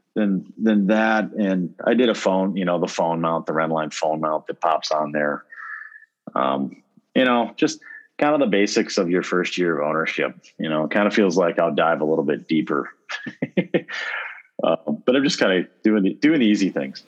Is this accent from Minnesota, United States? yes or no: yes; Winona, Minnesota, United States; moved away; I've got my hometown's Winona. It's a south, it's a southeastern Minnesota town